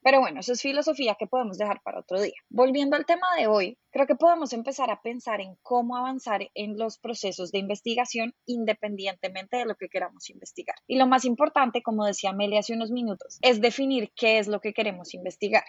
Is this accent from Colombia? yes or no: yes; Colombia; siento que es como mi responsabilidad como colombiana